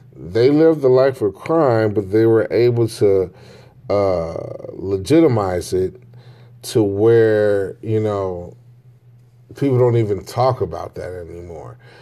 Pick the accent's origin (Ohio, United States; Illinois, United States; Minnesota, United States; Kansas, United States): Illinois, United States; Chicago; I grew up in the Inglewood, um, I wanna say Inglewood, Gresham area